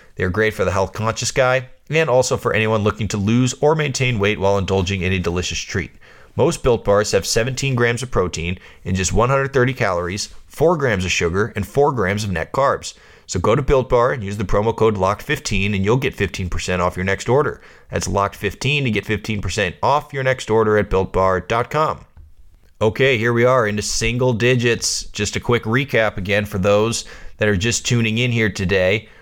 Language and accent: English; Bay Area, California, United States; I grew up playing basketball in the Bay Area